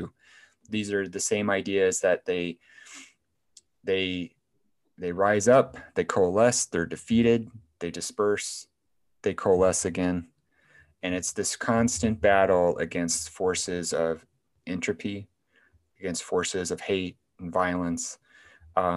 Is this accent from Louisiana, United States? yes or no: no; Waterloo, Iowa, United States; Iowa, I'm from Iowa. I live in Iowa.